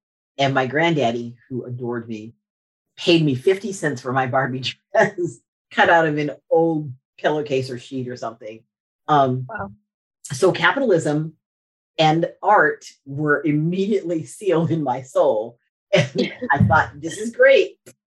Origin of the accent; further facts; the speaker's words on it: Morocco; now in Charleston, United States; I was born in Morocco.